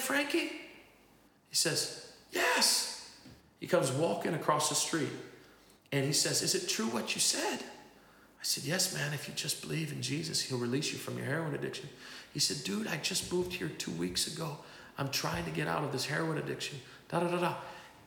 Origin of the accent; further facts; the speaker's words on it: Zion, Illinois, United States; moved away as an adult; also born or lived in Tlajomulco de Zuniga, Mexico; now in Mexico; Zion was my hometown